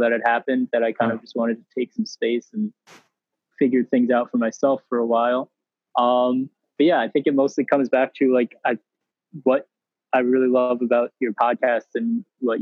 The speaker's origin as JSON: {"language": "English", "region": "upstate New York / the Berkshires", "country": "United States", "tie": "born or raised there", "also_born_or_lived": "Great Barrington, Massachusetts", "moved": "as an adult", "said": "I'm very lucky to have grown up in the Berkshires. I grew up on a farm in upstate New York, and I went to the Rudolf Steiner School, which kind of brought me to Great Barrington"}